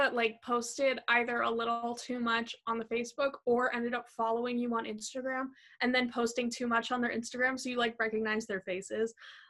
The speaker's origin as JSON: {"language": "English", "region": "New York", "country": "United States", "said": "I'm from Long Island, and I'm super excited to be committed to Muhlenberg as a media and communications major."}